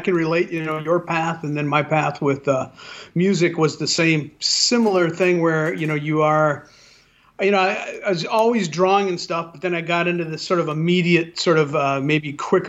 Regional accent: San Pedro, California, United States; I'm from San Pedro

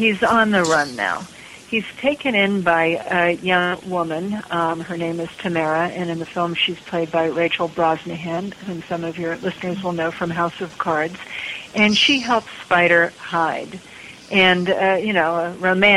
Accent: Pittsburgh, Pennsylvania, United States; Pittsburgh, which is my hometown

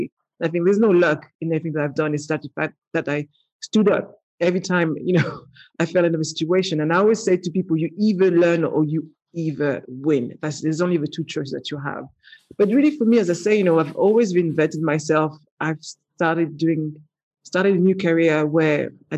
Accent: Paris, Île-de-France, France; accent: French; English is a second language; moved away as an adult; now in London, United Kingdom; born in Paris, not with a silver spoon in my mouth. You know, I grew up in the ghetto of Paris and moved to London

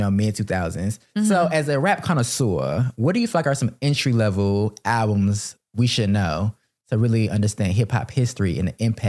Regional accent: Atlanta, Georgia, United States; down in my hometown, ATL.

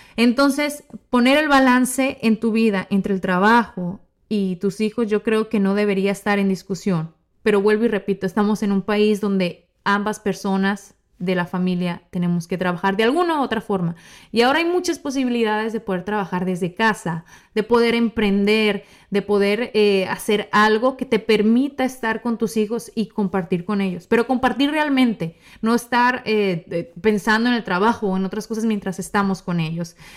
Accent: Mexico; soy mexicana

